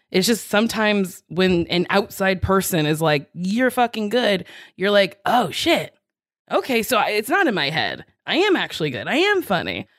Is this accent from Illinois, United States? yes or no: yes; Chicago, Illinois, United States; I'd only really spent time on the South Side.